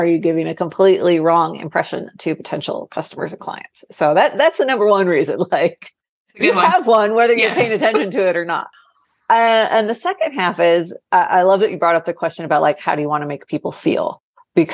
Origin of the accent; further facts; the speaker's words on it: Ohio, United States; moved away as an adult; now in Austin, United States; I moved to Austin from Ohio right after I graduated college.